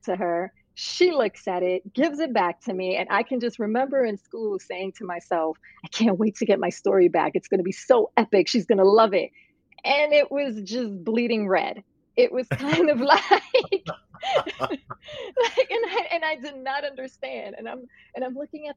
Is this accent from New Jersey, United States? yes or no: no; New York City, New York, United States; also born or lived in Puerto Rico; I'm actually from Puerto Rico, but I grew up in Brooklyn, New York.